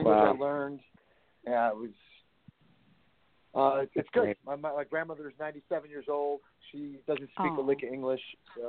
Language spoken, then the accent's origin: English; Chicago, Illinois, United States; I grew up in Chicago.